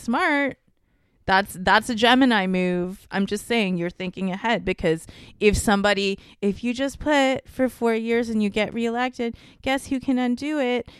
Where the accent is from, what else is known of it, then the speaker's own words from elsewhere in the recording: Canada; me being a Canadian person